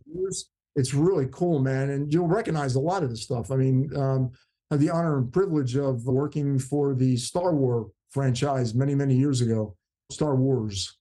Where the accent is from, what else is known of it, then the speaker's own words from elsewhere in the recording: New Jersey, United States; I grew up in New Jersey, South Jersey.